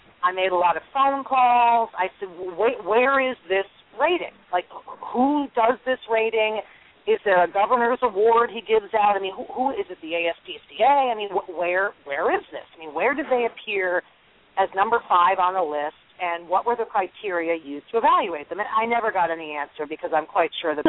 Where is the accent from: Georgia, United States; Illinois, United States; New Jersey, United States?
New Jersey, United States; born or raised there